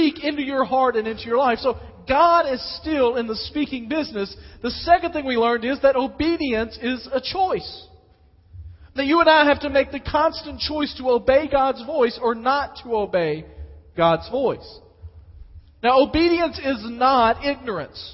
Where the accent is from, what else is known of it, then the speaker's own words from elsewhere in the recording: West Tennessee, United States; moved away; also born or lived in Dyersburg, Tennessee; I grew up in West Tennessee